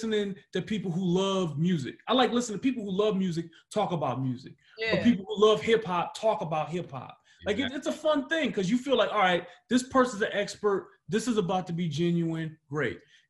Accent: Detroit, Michigan, United States; moved away; I grew up in Detroit

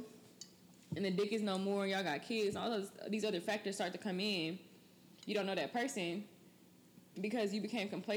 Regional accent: Texas, United States; moved away as an adult; also born or lived in Ohio; I'm from Texas

